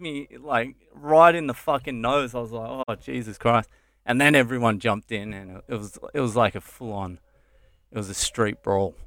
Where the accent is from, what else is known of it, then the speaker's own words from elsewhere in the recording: Dromana, Victoria, Australia; moved away as an adult; also born or lived in Sydney / Cheltenham, Victoria; now in India; I grew up Cheltenham and then, uh, Drumana